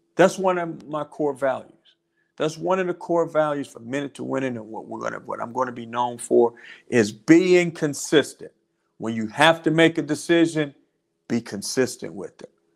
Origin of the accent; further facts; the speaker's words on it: North Carolina, United States; now in Georgia, United States; my home state of North Carolina